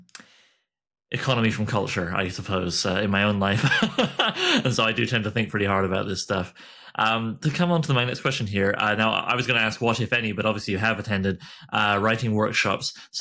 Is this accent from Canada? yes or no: yes; Canada; I get called out for being a Canadian